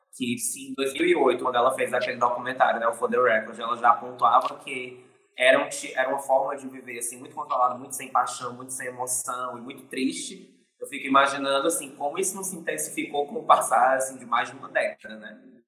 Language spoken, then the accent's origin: Portuguese; Fortaleza, Ceará, Brazil; eu sou fortalezense aqui do Ceará, nordestino